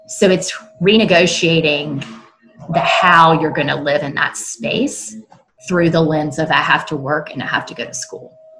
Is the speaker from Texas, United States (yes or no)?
no; South Carolina, United States; now in North Carolina, United States; I live now in North Carolina, and I'm originally from South Carolina.